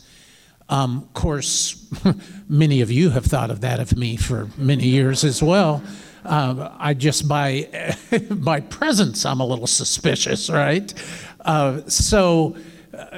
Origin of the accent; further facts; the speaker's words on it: Midwest, United States; I'm from the Midwest